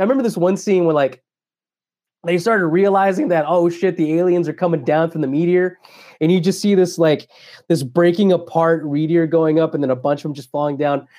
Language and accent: English; Dallas, Texas, United States; I grew up in Croco Hill and Oak Cliff when I was a kid